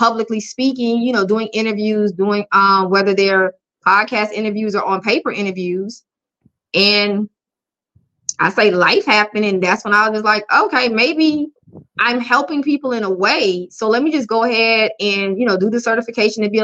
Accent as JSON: {"language": "English", "town": "Sumter", "region": "South Carolina", "country": "United States", "said": "I am from Sumter, South Carolina"}